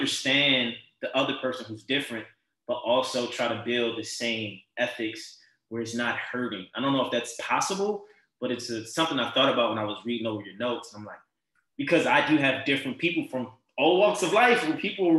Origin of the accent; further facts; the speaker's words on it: Baltimore, Maryland, United States; moved away as an adult; now in Los Angeles, United States; I grew up in Baltimore City